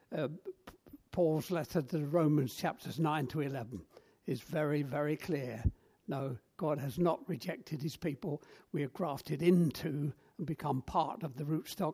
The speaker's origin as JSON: {"language": "English", "region": "London", "country": "United Kingdom", "tie": "born or raised there", "also_born_or_lived": "Black Country, West Midlands", "moved": "as an adult", "said": "I grew up in South London, and North London was foreign parts"}